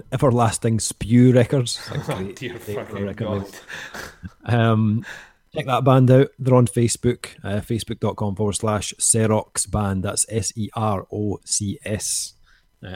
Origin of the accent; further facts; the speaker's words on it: Scotland, United Kingdom; Both being Scottish